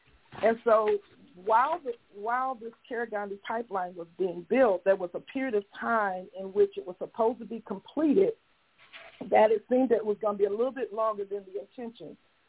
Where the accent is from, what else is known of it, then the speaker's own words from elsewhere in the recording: Saginaw, Michigan, United States; a neighboring community where I was born and raised in Saginaw, Michigan, which is about 30 miles north of Flint